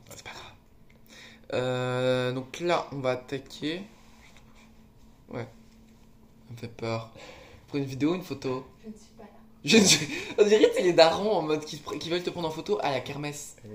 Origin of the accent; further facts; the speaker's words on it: Lille, Hauts-de-France, France; now in Paris, France; Tu sens chez moi, à Lille